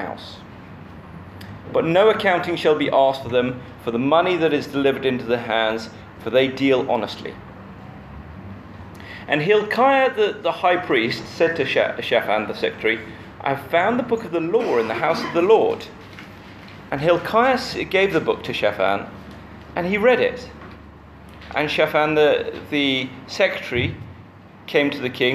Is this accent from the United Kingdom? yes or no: yes; United Kingdom; as a British person